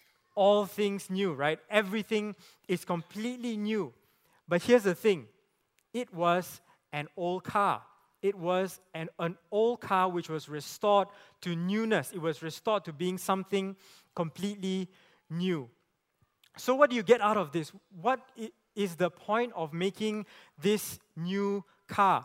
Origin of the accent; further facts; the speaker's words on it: Penang, Malaysia; I grew up in Penang